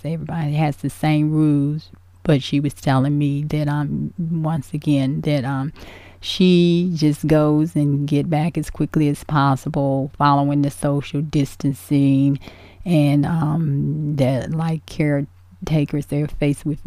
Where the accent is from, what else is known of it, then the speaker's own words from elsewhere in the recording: Danville, Virginia, United States; Virginia, Danville, actually my hometown